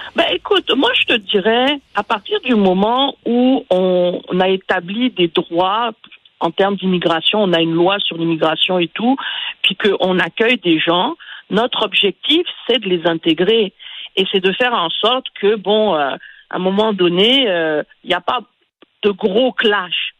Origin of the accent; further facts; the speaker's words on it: Côte d’Ivoire; moved away; Quand j'étais en Côte d'Ivoire, moi je suis née en Côte d'Ivoire, et j'avais quoi, 12, 13 ans